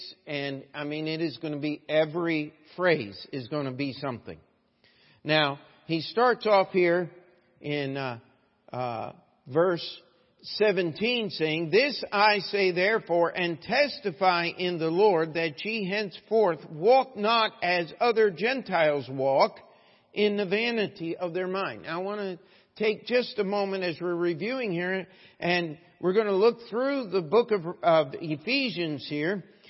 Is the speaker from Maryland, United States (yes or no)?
yes; Baltimore, Maryland, United States; also born or lived in Missouri; I'm originally from Baltimore, Maryland. He said, I thought I heard that southern accent. And I said, no, actually, I picked that up in Missouri.